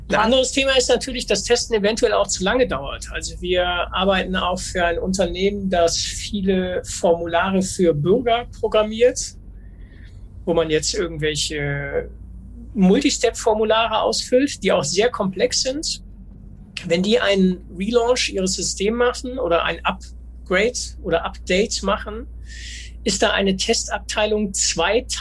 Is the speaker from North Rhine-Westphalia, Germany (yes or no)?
yes; Duisburg, North Rhine-Westphalia, Germany; ich komme aus Duisburg